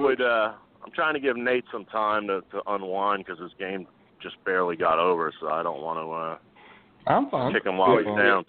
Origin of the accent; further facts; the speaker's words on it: Philadelphia, Pennsylvania, United States; I am loyal to my hometown team.